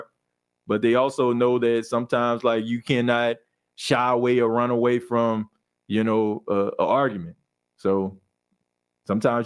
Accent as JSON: {"language": "English", "region": "Louisiana", "country": "United States", "also_born_or_lived": "Mississippi", "said": "I'm from Louisiana and LSU is there."}